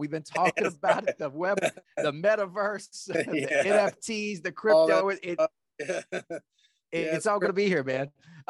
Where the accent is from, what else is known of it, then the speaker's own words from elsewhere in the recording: the South, United States; accent: Southern; my Southern accent is kicking